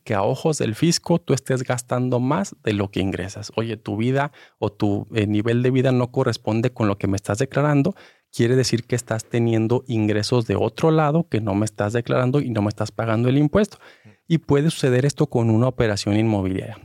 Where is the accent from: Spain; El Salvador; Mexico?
Mexico; nosotros como mexicanos